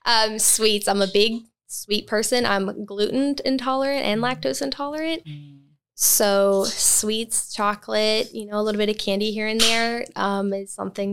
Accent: Mississippi, United States; moved away; also born or lived in Alberta, Canada / Romania; So I was born in Alberta, Canada. That's where my parents were born, raised, and married. And we moved to Mississippi when I was a toddler. And then in 2007, my parents and me and my four younger siblings moved to Romania.

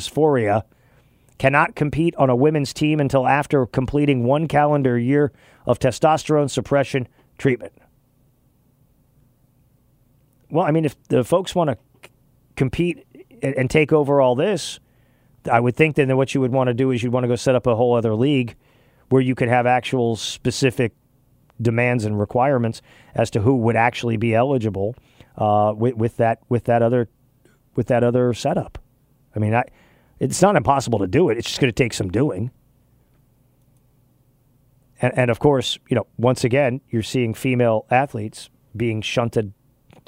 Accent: West Texas, United States; now in Charlotte, United States; I grew up out in West Texas

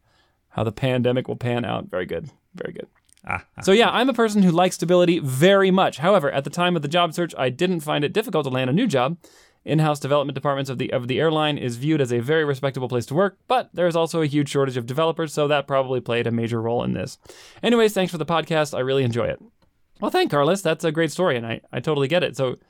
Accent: Latvia; At my home country of Latvia, it is very common to work and study simultaneously.

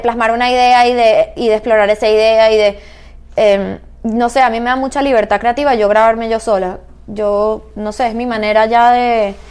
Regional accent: Caracas, Capital District, Venezuela; moved away; Caracas, de donde yo soy

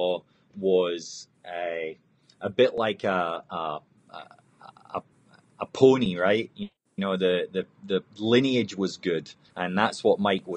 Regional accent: Scotland, United Kingdom; moved away; I was born and raised in Scotland

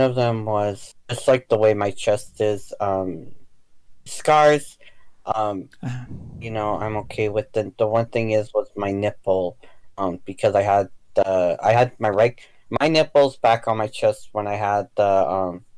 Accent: United States; being American and then also being half um, either Mexican or something else

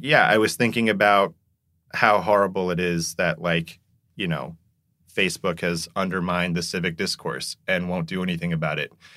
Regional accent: South Korea; moved away; I'm someone who grew up in Korea

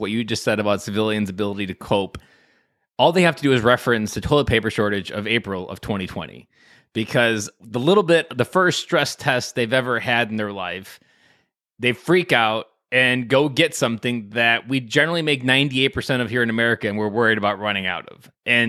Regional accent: Wisconsin, United States; I'm from Wisconsin.

